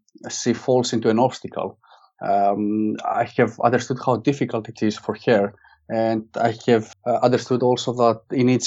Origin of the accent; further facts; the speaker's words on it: Greece; moved away as an adult; now in Manchester, United Kingdom; while I was growing up in Greece